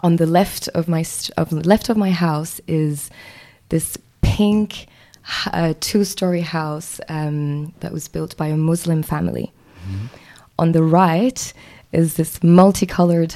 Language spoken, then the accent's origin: English; Mauritius; moved away as an adult; now in New Zealand; I am from Mauritius, which is a small island in the Indian Ocean